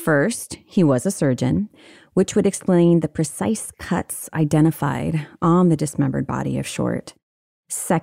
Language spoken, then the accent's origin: English; Honolulu, Hawaii, United States; I was born in Honolulu